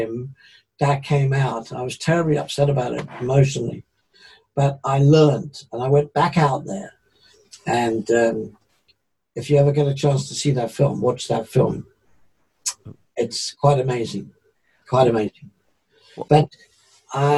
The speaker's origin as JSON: {"language": "English", "region": "England", "country": "United Kingdom", "said": "being English"}